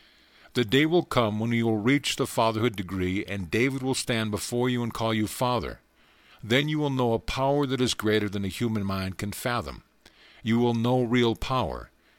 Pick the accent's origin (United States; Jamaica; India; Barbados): Barbados; born there; I have experienced a physical birth, for I was born in Barbados, and just as you, I know the limitations of the flesh.